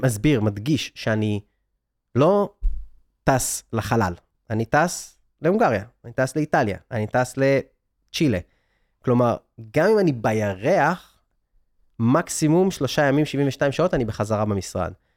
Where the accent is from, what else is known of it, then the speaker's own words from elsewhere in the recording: Israel; moved away as an adult; also born or lived in San Francisco; אני בכלל ב-2014 רציתי להגשים את החלום הישראלי, שזה היה, אני יליד 82, הדור שלי גדל על רילוקיישן